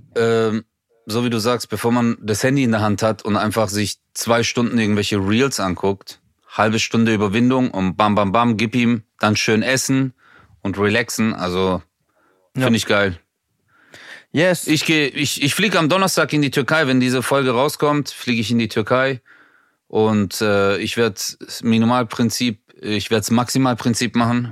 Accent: Swabia, Baden-Württemberg, Germany; wer so einen Namen hat wie ich und damit groß geworden ist im Schwabenland

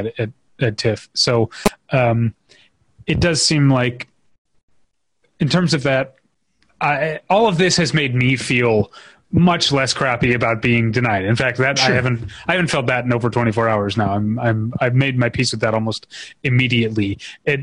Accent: United States; as an American

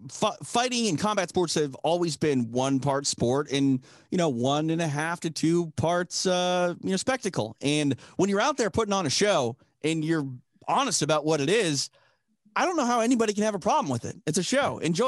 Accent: Minnesota, United States; I'm from Minnesota.

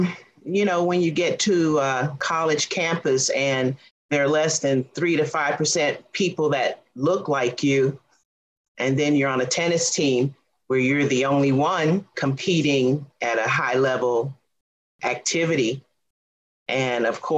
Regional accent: Miami, Florida, United States; I grew up in Coconut Grove, and I grew up playing sports every single day of my life.

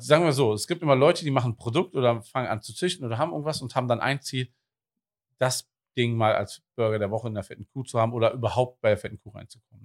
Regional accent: Wuppertal, North Rhine-Westphalia, Germany; now in Cologne, Germany; ich bin gebürtiger Wuppertaler

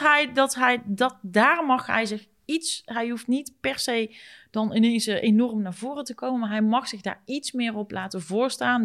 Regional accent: North Brabant, Netherlands; Wij zijn Brabanders.

